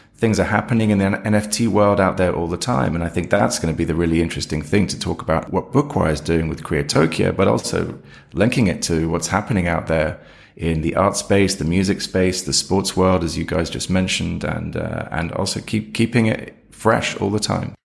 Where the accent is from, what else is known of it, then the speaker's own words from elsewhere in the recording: United Kingdom; now in London, United Kingdom; as you can hear maybe from me, I'm, uh, I'm a Brit, so I'm in London